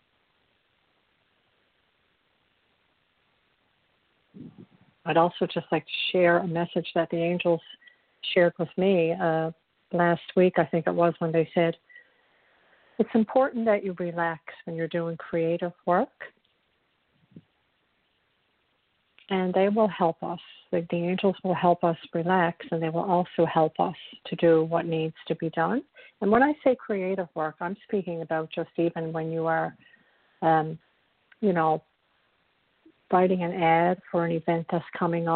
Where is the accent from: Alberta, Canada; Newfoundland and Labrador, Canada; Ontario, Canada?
Newfoundland and Labrador, Canada; accent: Irish; I'm from a province in Canada called Newfoundland, and there's a very strong Irish, you know, theme is not the word, but, you know, Irish, there's an Irish impulse here.